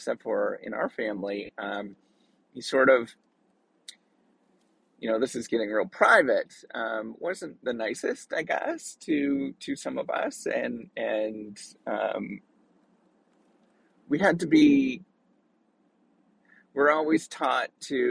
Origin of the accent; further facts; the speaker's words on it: Northern Ontario, Canada; I'm Canadian. I was born and raised in actually real, real hardcore Canadian area. And we're sort of the Canadian of the Canadian part. Like Northern Ontario, you know, in a small little town.